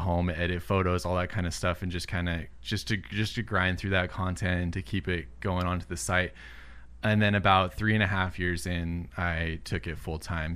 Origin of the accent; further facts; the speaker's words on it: Southern California, United States; also born or lived in Illinois; I was born in Illinois, but I've been in California my whole life